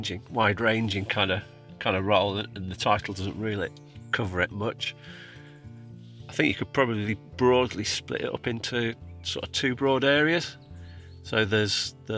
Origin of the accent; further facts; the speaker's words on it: Cumbria, North West England, United Kingdom; moved away as an adult; also born or lived in Oxfordshire / Cheshire / Lancashire; I'm from Cumbria originally. After I left school, went and worked on a farm down in Oxfordshire